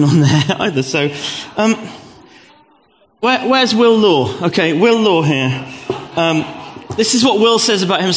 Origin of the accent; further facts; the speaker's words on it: Gravesend, South East England, United Kingdom; I was born in 1969 in Gravesend in Kent.